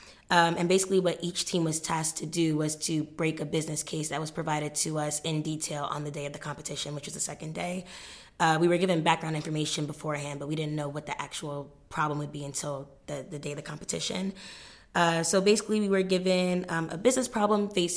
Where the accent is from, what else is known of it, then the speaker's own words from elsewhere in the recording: New York, United States; also born or lived in Ghana; now in Cambridge, United Kingdom; I'm from New York by way of Ghana